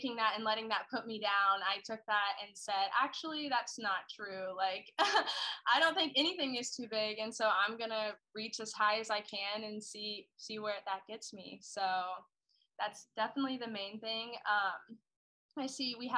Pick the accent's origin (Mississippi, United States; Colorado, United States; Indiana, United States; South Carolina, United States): Indiana, United States; southern; I'm from a really small town in Indiana, probably like an hour from Louisville, Kentucky. So pretty southern Indiana.